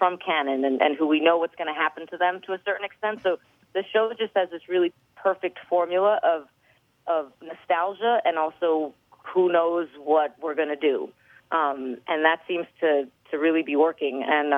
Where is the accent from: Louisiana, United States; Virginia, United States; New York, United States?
New York, United States; New York.